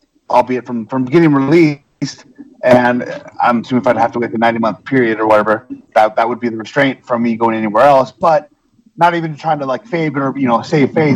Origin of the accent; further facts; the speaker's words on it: Chico, California, United States; I actually ran my own promotion in Chico, California for a little bit, and I got him to come out there. I got to work one of my idols and favorites in wrestling in my hometown